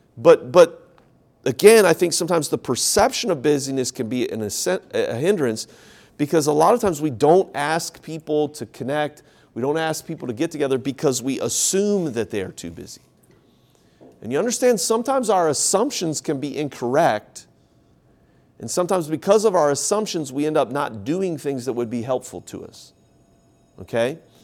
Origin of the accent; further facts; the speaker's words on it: Ohio, United States; now in South Carolina, United States; I grew up in Ohio. I'm here now in South Carolina.